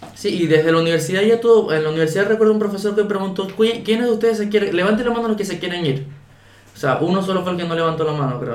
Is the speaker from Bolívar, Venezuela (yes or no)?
yes; Ciudad Guayana, Bolívar, Venezuela; moved away as an adult; now in Chile; yo nací en Venezuela, obviamente. Yo nací en Guayana. Este, en la ciudad. Bueno, esta ciudad. Yo nací en Puerto Ordaz.